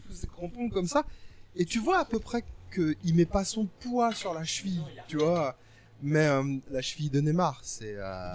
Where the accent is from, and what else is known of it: Paris, Île-de-France, France